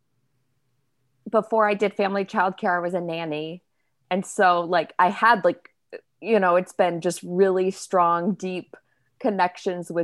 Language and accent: English; Midwest, United States; I grew up in the Midwest in a Christian community